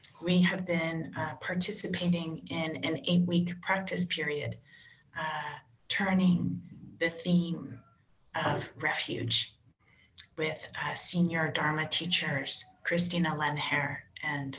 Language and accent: English; San Francisco, California, United States; I grew up in Catholic community, actually here in San Francisco